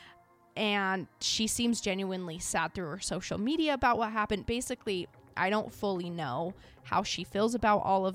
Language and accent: English; Idaho, United States; right here by my hometown, just about 20 minutes away from my house